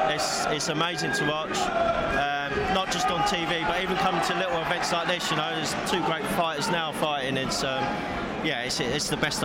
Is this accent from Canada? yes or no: no; Sutton, London, United Kingdom; Yeah, Sutton. So, you know, we've got MAA fighters and we've got boxers